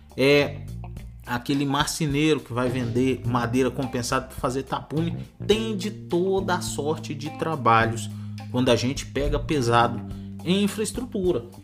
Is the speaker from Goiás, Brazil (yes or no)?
yes; Goiás, Brazil; moved away as an adult; also born or lived in Rondônia / Barra do Garças, Mato Grosso; now in Matrinchã, Brazil; Eu morava no Mato Grosso, agora tô morando aqui em Goiás, mas nasci em Rondônia.